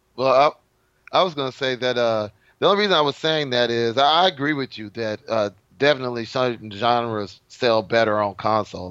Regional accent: Texas, United States; I'm from Texas

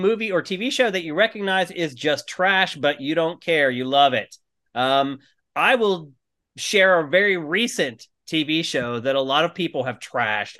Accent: Los Angeles, California, United States; they found out we're from L

